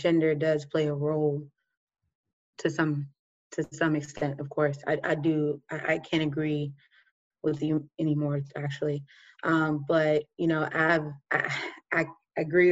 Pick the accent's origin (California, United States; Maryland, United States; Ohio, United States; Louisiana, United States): Maryland, United States; Oxon Hill, Glassmanor area; I grew up in Austin Hill, Glassman area. If you know anything about Glassman, you know, it's not the, you know, best area, I guess, but it's my city. That's where I'm from and I love it